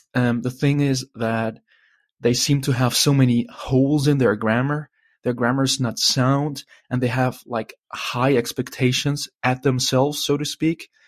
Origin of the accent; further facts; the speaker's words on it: Germany; I'm from Germany